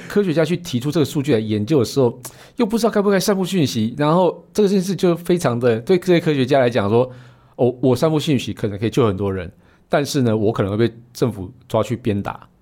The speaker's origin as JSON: {"language": "Chinese", "town": "Puli", "region": "Nantou County", "country": "Taiwan", "tie": "born or raised there", "also_born_or_lived": "Taichung", "moved": "yes", "said": "我那个出生地是在普里啊"}